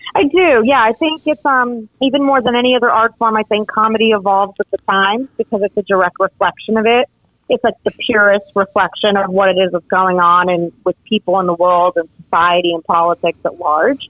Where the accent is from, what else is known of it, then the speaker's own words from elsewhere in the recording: Miami, Florida, United States; also born or lived in North Jersey, New Jersey; I did grow up and was raised in Miami